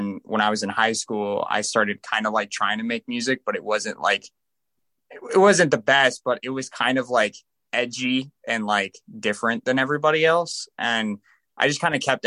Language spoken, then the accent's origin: English; Las Vegas, Nevada, United States; I'm from Vegas